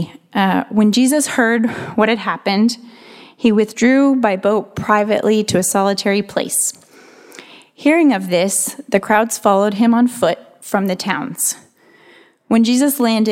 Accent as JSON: {"language": "English", "town": "Santa Barbara", "region": "California", "country": "United States", "said": "I'm from Santa Barbara, up north a little ways"}